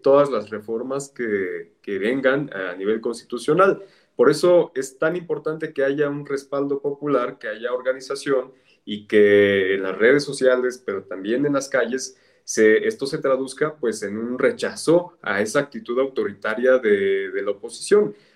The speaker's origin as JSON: {"language": "Spanish", "region": "State of Mexico", "country": "Mexico", "said": "soy mexiquense"}